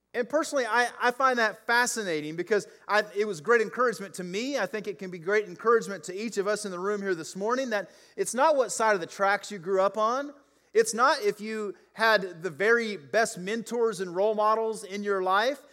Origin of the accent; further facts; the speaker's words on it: the South, United States; I grew up in the South